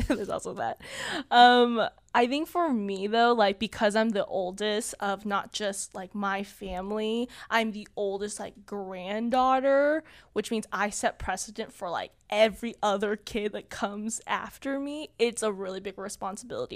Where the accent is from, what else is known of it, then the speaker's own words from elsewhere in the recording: Southern California, United States; I grew up in Southern California. I am currently twenty-two, and I lived here my whole life, um, in Southern California